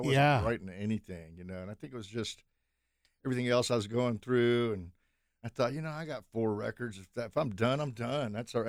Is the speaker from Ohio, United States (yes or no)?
no; Louisville, Kentucky, United States; now in Tennessee, United States; So this is my memories of growing up in Louisville, Kentucky.